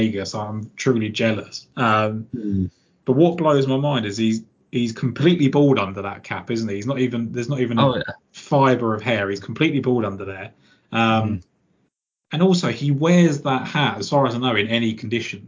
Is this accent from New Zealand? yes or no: no; England, United Kingdom; as a English person